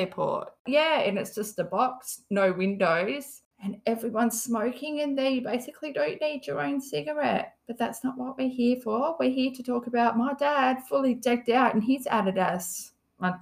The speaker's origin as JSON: {"language": "English", "country": "Australia", "said": "I'm from Australia. I don't even say Australia properly"}